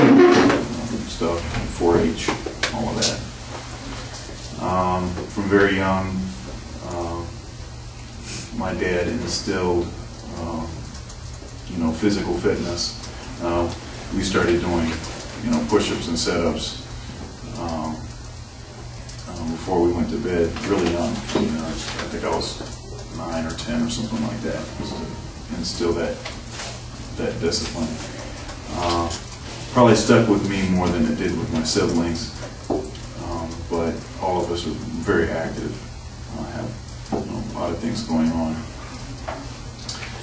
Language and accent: English; Eaton Rapids, Michigan, United States; now in Columbus, United States; I was actually born in Columbus, but then my dad's job moved us to pretty close to Lansing, Michigan, which is in the center of the state. And I grew up in Eaton Rapids, actually